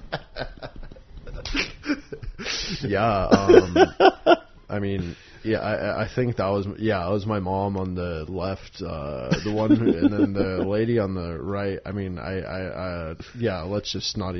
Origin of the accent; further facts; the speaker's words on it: New York, United States; I'm a born and bred New Yorker